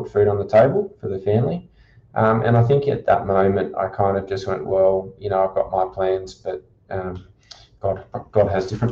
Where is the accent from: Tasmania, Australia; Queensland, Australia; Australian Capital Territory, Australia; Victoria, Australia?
Australian Capital Territory, Australia; Canberra; also born or lived in Sydney; now in Bundaberg, Australia; I was born in Sydney, and after 6 months, my parents decided to move down to Canberra.